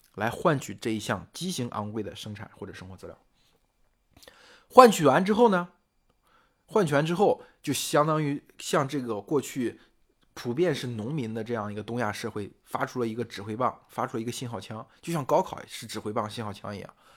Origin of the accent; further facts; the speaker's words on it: China; 我们中国人